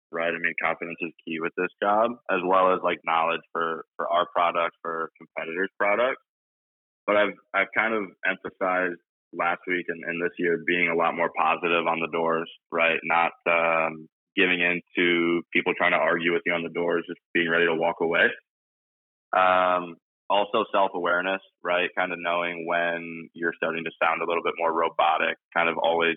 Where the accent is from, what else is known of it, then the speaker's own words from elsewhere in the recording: Toledo, Ohio, United States; I am from Toledo, Ohio.